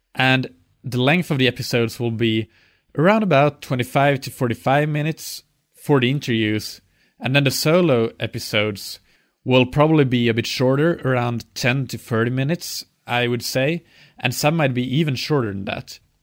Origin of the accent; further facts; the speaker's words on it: Finland; I'm from Finland